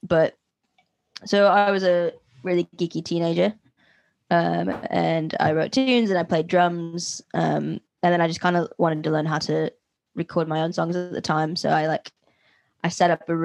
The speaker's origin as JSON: {"language": "English", "town": "Philadelphia", "region": "Pennsylvania", "country": "United States", "said": "I'm from Philadelphia"}